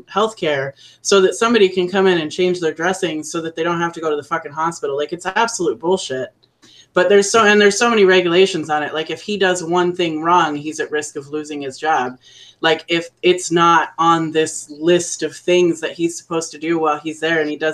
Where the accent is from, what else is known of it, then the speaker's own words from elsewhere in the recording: Arizona, United States; moved away; I grew up in Arizona, so I didn't have to fly anywhere